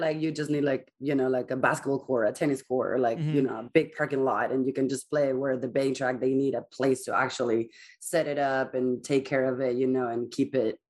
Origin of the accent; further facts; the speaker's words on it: Spain; English is a second language; also born or lived in Colorado; now in United States; I am from Spain.